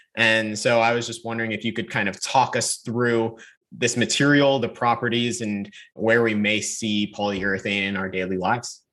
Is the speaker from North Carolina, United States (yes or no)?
yes; North Carolina, United States; I'm from North Carolina.